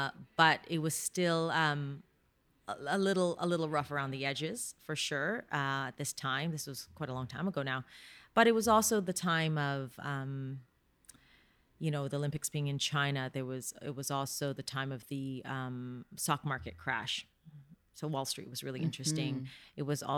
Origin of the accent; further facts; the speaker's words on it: Canada; It was hard being Canadian.